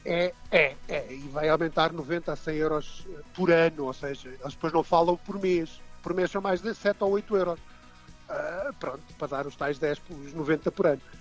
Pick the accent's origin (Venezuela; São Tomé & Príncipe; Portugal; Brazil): Portugal; moved away as an adult; now in Dublin, Ireland; não sou irlandês, sou português, não é? E muito, muito bem nascido e criado em Portugal